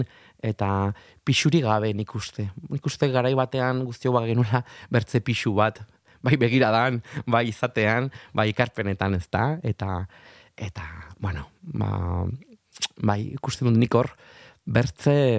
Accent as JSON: {"language": "Basque", "town": "Arraioz", "region": "Navarre", "country": "Spain", "tie": "born or raised there", "moved": "yes", "lives_now": "Madrid, Spain", "said": "haurtzaroak herriran arama arraio zera eta bertako algara horretara"}